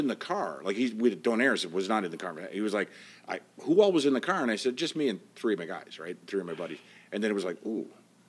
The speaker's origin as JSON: {"language": "English", "region": "Prince Edward Island", "country": "Canada", "said": "I know, you say it like you don't think I'd know it because of my, I have no accent, but I'm from Prince Edward Island."}